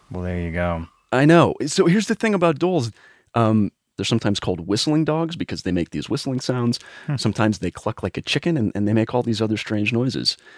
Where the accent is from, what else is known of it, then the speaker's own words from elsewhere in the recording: Wisconsin, United States; I grew up in Wisconsin.